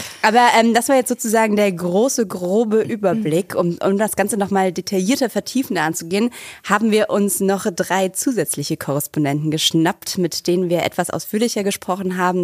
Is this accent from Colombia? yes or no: yes; Colombia; now in Berlin, Germany; in Ländern wie Kolumbien, wo ich herkomme